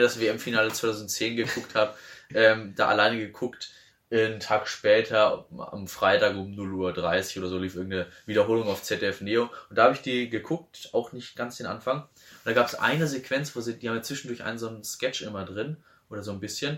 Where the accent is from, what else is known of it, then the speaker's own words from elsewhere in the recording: Neuwied, Rhineland-Palatinate, Germany; bei uns in Neuwied, in Neuwied